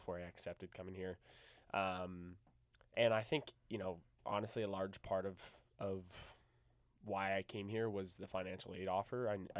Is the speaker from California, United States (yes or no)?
no; Alexandria, Virginia, United States; And I'm from Alexandria, Virginia, and I'm also a junior musical theater major here.